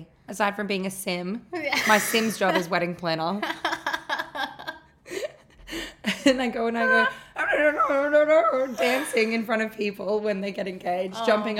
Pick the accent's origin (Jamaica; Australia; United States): Australia; Melbourne, Victoria; moved away; I'm from Melbourne.